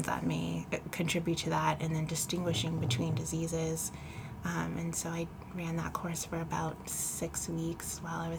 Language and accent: English; Elk Grove, California, United States; also born or lived in Pasadena, California; I'm actually originally from Pasadena, California, but I've been living in Northern California, Elk Grove, Sacramento area since about fifth grade, so consider myself a NorCal gal